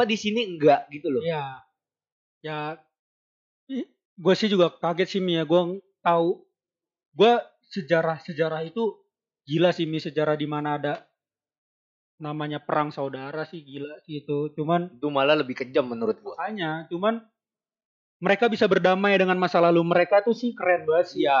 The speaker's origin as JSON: {"language": "Indonesian", "region": "Jakarta", "country": "Indonesia", "tie": "born or raised there", "said": "gue lahir dari kecil ibaratnya gue tinggal di Jakarta tapi gue mempunyai darah darah Batak yang sangat kental karena ibaratnya nyokap bokap gue tuh dua-duanya dari Medan."}